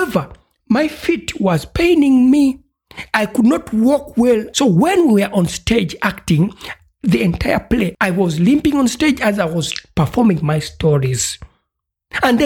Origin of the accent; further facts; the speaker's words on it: Uganda; now in Europe; I'm from East Africa, Uganda